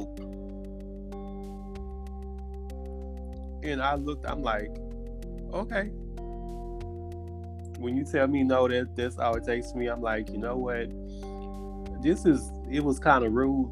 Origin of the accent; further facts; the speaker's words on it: Port Allen, Louisiana, United States; moved away as an adult; now in Houston, United States; I'm from Baton Rouge, Louisiana, where a small town in West Baton Rouge called Port Allen, and I've been here in Houston for about 6 years.